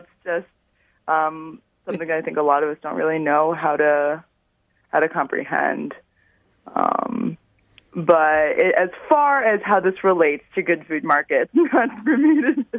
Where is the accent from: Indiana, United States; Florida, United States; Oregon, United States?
Florida, United States; South; moved away as an adult; I'm from Florida. I've been in this area for just about 6 years now. I came here right after school. I'd grown up in South Florida, and I went to school in the Panhandle.